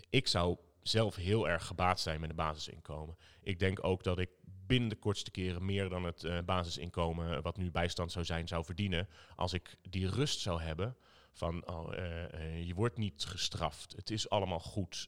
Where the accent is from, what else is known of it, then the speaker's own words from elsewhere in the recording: Zutphen, Gelderland, Netherlands; moved away as an adult; now in Arnhem, Netherlands; opgegroeid in Zutphen, maar ik woon inmiddels vijftien jaar in Arnhem